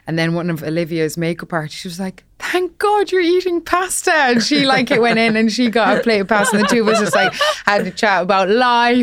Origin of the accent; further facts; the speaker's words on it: Ireland; when I was growing up in Ireland